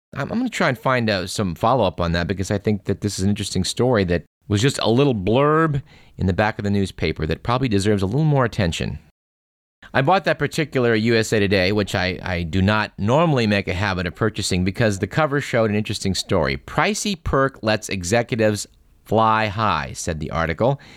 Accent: Bay Area, California, United States; also born or lived in Davis, California; I grew up in the Bay Area when the Bay Area had farms.

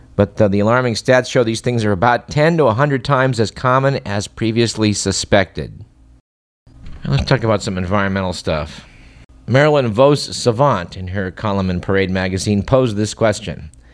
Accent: Fremont, California, United States; my hometown in Fremont

